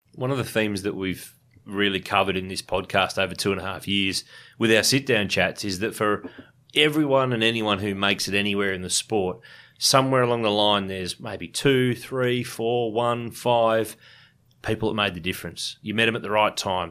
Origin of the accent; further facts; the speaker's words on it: Ballarat, Victoria, Australia; Ballarat, my hometown